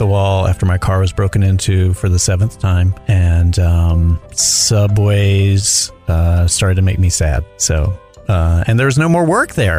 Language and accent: English; Charlotte, North Carolina, United States; moved away as an adult; also born or lived in New York; now in Los Angeles, United States; I'm originally from Charlotte, North Carolina.